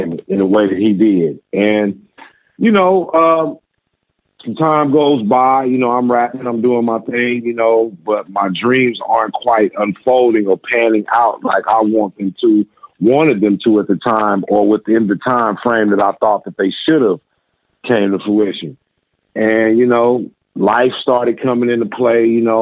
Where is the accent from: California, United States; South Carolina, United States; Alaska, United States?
California, United States; Inglewood; also born or lived in Little Rock, Arkansas; I was born in Arkansas, where I lived till I was 10 years old. My mother remarried and moved us to California. And we've been in California since. We moved to Inglewood, California, where I grew up.